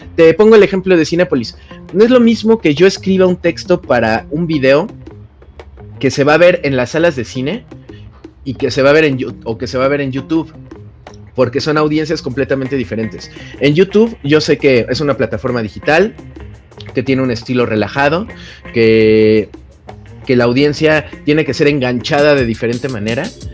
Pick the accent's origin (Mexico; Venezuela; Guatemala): Mexico; soy un reportero de México